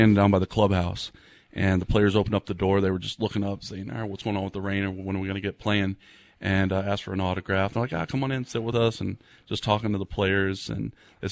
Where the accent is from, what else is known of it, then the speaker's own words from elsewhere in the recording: Titusville, Florida, United States; also born or lived in Indiana; I was born in Indiana. I lived there till the age of six and came down to Central Florida with my dad. I grew up in Titusville